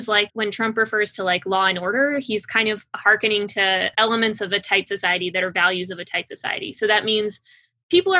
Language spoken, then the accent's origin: English; Midland, Texas, United States; moved away as an adult; also born or lived in Russia; now in Washington, D.C., United States; I grew up in Midland, Texas. I am a Russian Jew